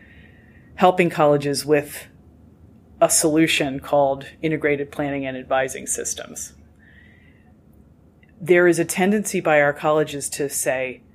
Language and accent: English; Bel Air, Maryland, United States; my mom wanted me back in my hometown